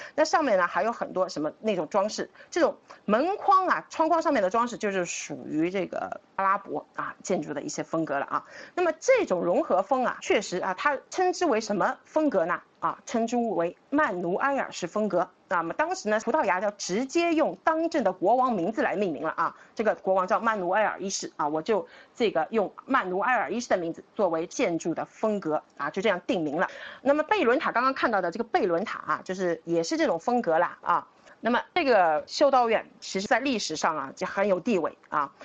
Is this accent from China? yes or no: yes; Shanghai, China; 就是我们上海人讲啊